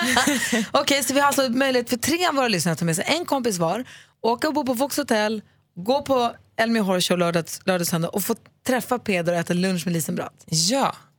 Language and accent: Swedish; Luleå, Norrbotten County, Sweden; moved away as an adult; also born or lived in Växjö; när jag flyttade från Luleå och eh, flyttade hemifrån mamma och flyttade till Växjö